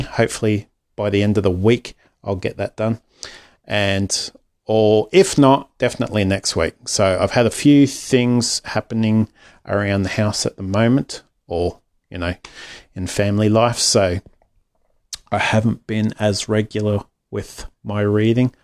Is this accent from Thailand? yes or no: no; Australia; otherwise known as …